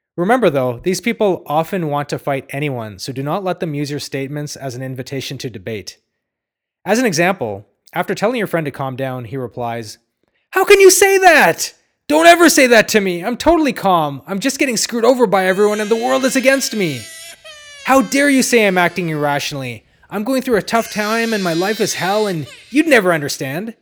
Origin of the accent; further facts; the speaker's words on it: Ottawa, Ontario, Canada; I grew up next to a cow pasture in Ottawa